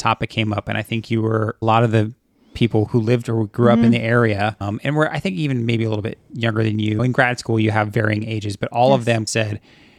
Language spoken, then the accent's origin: English; California, United States; now in Memphis, United States; Me growing up in California my entire life, and you growing up, you know, primarily on the East Coast.